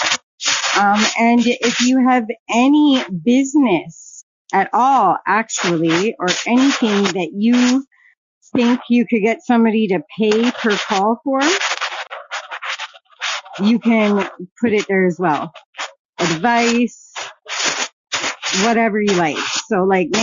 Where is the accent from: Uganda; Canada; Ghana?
Canada; I'm from Canada